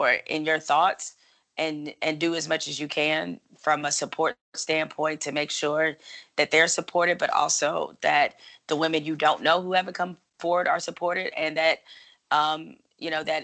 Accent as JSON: {"language": "English", "town": "Detroit", "region": "Michigan", "country": "United States", "said": "I'm from Detroit"}